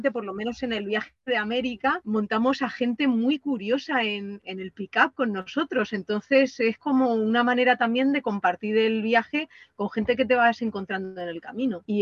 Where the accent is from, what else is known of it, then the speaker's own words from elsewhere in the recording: Castilla-La Mancha, Spain; te pregunte de dónde eres, por qué vas así vestido, y ya pues les cuentas un poco que eres de la tierra de Don Quijote